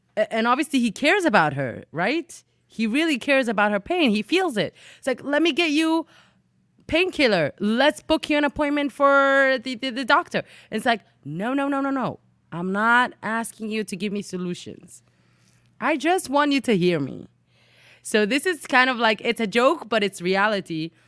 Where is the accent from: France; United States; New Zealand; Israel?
Israel; Jerusalem, Jerusalem District; moved away as an adult; also born or lived in England; I was born and raised in Jerusalem, Israel